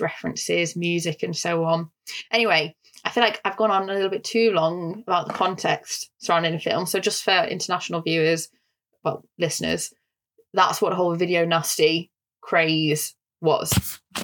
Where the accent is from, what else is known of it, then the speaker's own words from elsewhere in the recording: United Kingdom; accent: northern; my northern accent